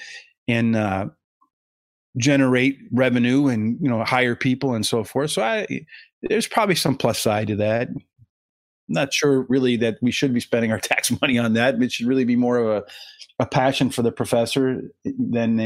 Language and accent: English; the Poconos, Pennsylvania, United States; growing up in the Poconos, not too far out of New York